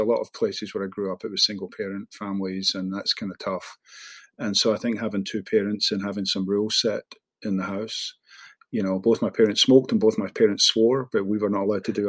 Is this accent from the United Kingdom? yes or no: yes; Glasgow, Scotland, United Kingdom; moved away as an adult; now in Houston, United States; I was born and raised in Postle Park and then moved to the Milton. So not the most salubrious parts of Glasgow